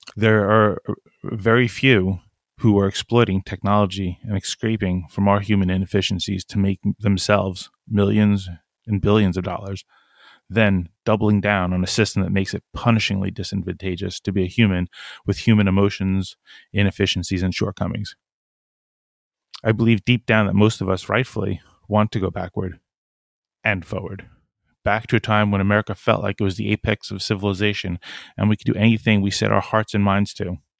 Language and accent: English; Long Island, New York, United States; also born or lived in Brooklyn, New York / Philadelphia / Newport, Rhode Island / Japan; I grew up on Long Island, nearby